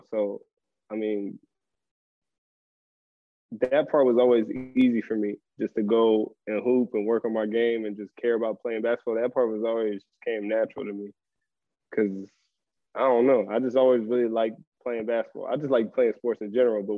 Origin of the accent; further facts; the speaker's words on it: Portland, Oregon, United States; moved away as an adult; now in Monaco; I'm from Portland